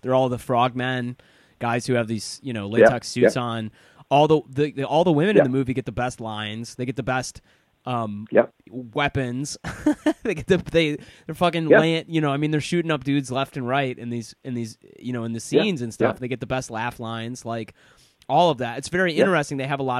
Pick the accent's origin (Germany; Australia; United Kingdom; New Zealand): United Kingdom; Yeah, as a British person, being in Los Angeles is like it's like being on another planet.